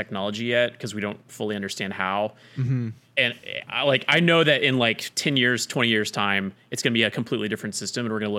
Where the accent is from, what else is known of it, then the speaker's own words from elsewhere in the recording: Oklahoma, United States; moved away; I was from Oklahoma.